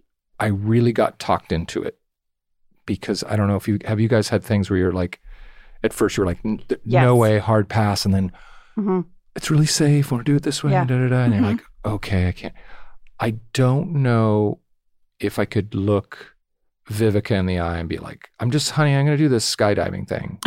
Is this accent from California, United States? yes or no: yes; Orange County, California, United States; I'm from Orange County.